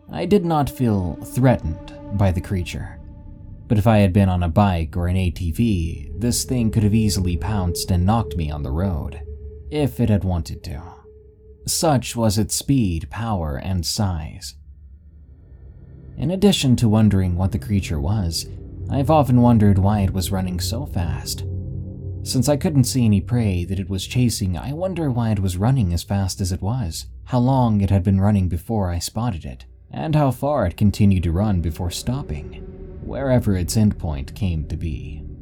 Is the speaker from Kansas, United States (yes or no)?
yes; Kansas, United States; Heck, even my hometown is famous for being the hometown of Lady Greyhound, for whom the Greyhound bus line gets its name.